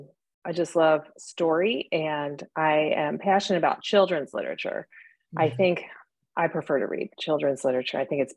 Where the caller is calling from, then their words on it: Dallas, Texas, United States; Dallas, Texas, and it's absolutely beautiful here.